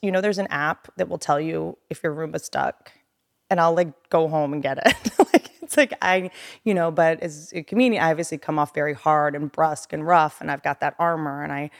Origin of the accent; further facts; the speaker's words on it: Appalachia, United States; also born or lived in Washington D.C. / Virginia; I also come from nothing, you know. I come from Appalachia.